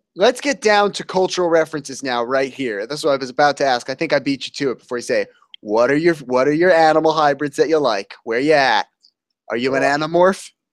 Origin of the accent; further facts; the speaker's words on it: New Jersey, United States; I'm from New Jersey